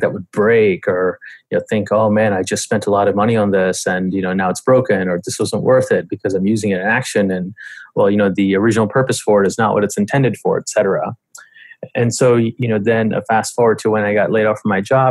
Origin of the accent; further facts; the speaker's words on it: Atlanta, Georgia, United States; moved away as an adult; also born or lived in India; now in New York, United States; I moved to the U.S. I grew up in Atlanta